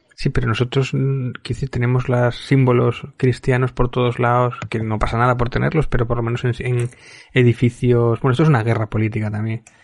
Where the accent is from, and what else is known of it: Spain